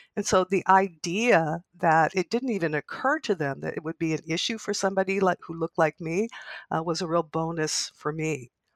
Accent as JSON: {"language": "English", "country": "Canada", "said": "somebody who's been in this country for a long time and as a Canadian"}